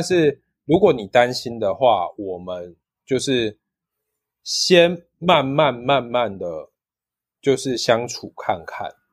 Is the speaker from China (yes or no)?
no; Taiwan; 我们是从台湾来的